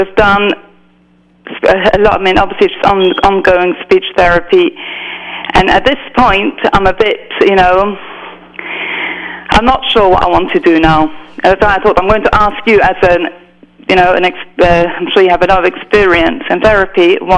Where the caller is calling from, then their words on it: London, United Kingdom; I'm actually calling from London.